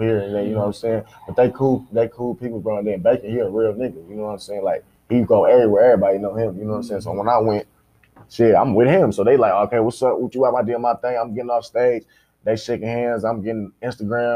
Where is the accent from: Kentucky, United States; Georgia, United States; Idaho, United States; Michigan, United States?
Michigan, United States; Kalamazoo; I'm from Michigan, Kalamazoo, Michigan